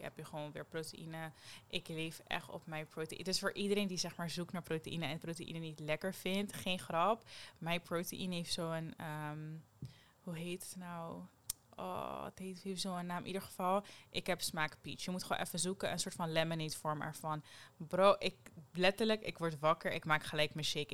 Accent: Netherlands; Jij weet dat ik uit Nederland kom

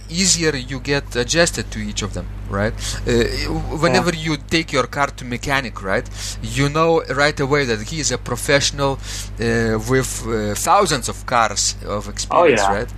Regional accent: Klaipėda, Klaipėda County, Lithuania; now in Vilnius, Lithuania; my hometown, Klaipeda

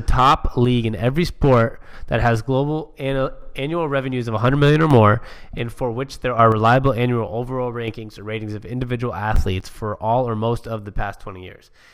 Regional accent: Seattle, Washington, United States; I'm from Seattle

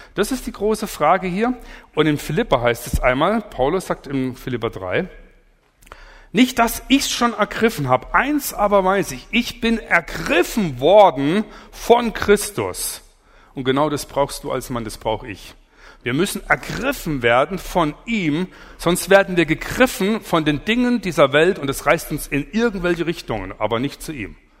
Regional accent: Allgäu, Bavaria, Germany; Ich komme aus dem Allgäu

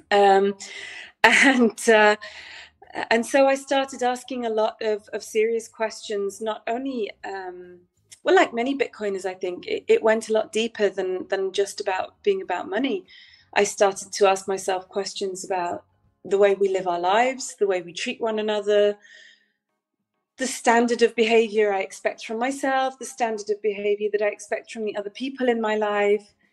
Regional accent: Manchester, North West England, United Kingdom; also born or lived in Italy / Netherlands; now in Portugal; Um, I'm originally from Manchester in England.

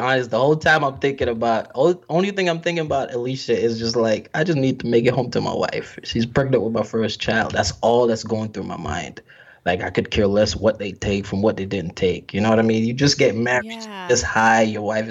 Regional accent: New York, United States; growing up in New York as a black male, I'm telling you, it's not easy.

